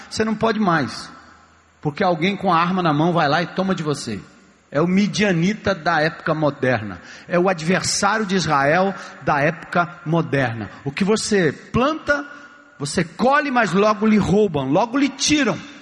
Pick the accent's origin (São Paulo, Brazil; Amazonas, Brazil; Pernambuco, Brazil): São Paulo, Brazil; Eu nasci na, em São Paulo